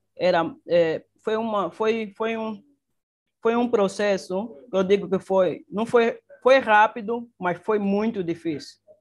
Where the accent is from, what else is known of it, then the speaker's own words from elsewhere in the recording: Luanda, Luanda Province, Angola; Nasci em Luanda, praticamente no município do, da Ingombota, é, no, nos anos 92.